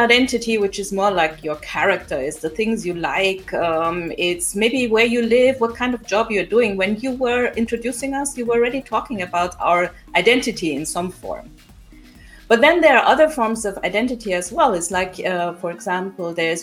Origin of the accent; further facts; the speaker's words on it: Nigeria; My mother is Austrian, my father is Nigeria. But there is some aspect of African identity in me, since I grew up in Nigeria